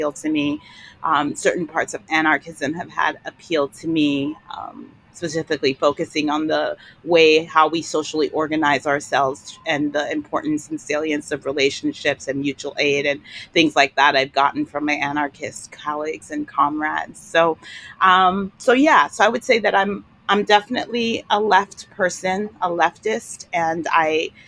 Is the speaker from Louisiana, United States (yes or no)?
no; New York City, New York, United States; I grew up in New York City